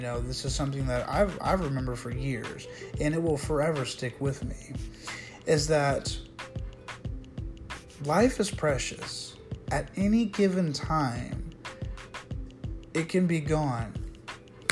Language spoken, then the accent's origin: English; United States; proud to be an American